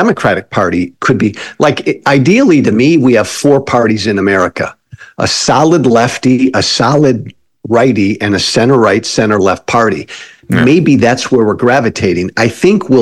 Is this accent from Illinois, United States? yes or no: yes; outside of Chicago, Illinois, United States; I come from Illinois, outside of Chicago.